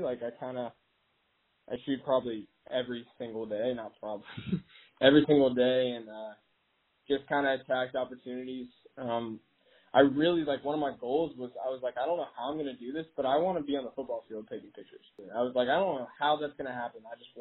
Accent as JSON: {"language": "English", "town": "Charleston", "region": "West Virginia", "country": "United States", "said": "I've grown up a WVU fan like my entire life. I'm from Charleston"}